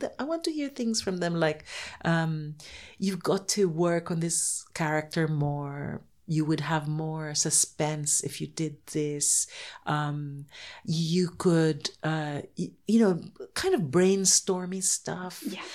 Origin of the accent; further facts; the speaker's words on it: Philippines; I'm from the Philippines, I can only write Filipino characters